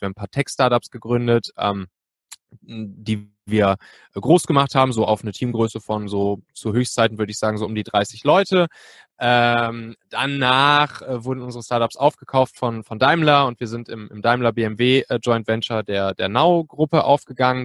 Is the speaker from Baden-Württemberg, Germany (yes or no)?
no; Cologne area, North Rhine-Westphalia, Germany; now in Hamburg, Germany; ich bin eigentlich ursprünglich Rheinländer, so aus der Kölner Gegend